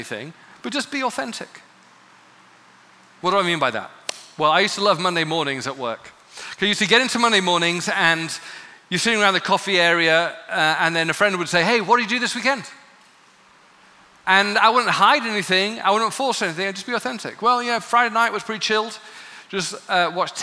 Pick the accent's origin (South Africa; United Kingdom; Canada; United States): United Kingdom; England; growing up in England